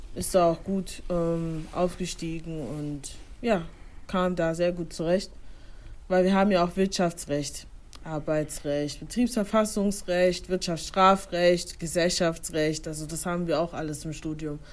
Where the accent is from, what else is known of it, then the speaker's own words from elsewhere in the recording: Germany; ich wurde in Deutschland geboren, aber meine Eltern stammen ursprünglich aus Ghana